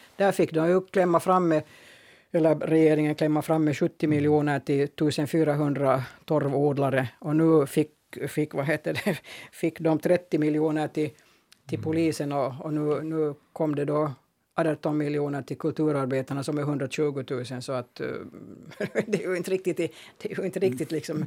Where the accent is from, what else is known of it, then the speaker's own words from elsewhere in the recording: Finland; Jag är också finlandssvensk.